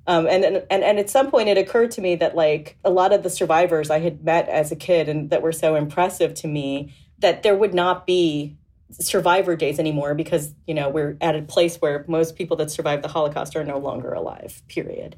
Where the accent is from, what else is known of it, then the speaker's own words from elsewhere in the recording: Boca Raton, Florida, United States; I was raised in Boca Raton, Florida